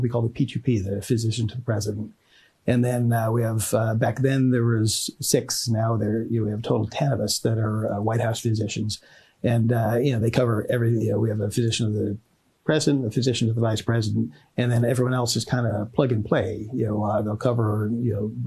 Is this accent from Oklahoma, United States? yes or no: no; Tinton Falls, New Jersey, United States; I grew up in Tinton Falls, New Jersey